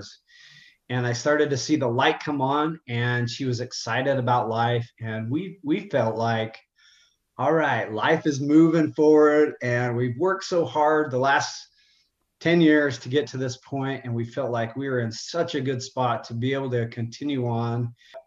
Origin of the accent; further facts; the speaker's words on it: Utah, United States; I'm from Utah, so I'm born and raised, and I don't live too far from my family